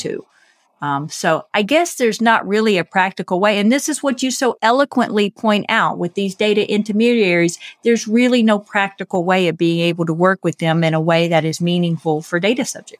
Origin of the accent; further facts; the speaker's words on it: United States; I'm American